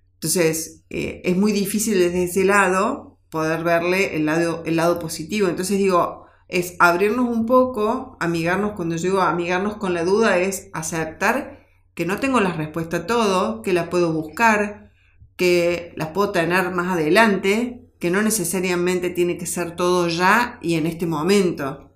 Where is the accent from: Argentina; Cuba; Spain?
Argentina; en nuestro país, en nuestra Argentina, que cada uno como argentino